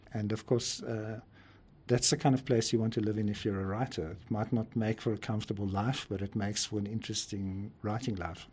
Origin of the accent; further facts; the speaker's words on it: Pretoria, Gauteng, South Africa; moved away as an adult; now in Johannesburg, South Africa; I actually grew up in Pretoria, which is a nearby city, but I've been living in Johannesburg for about 40 years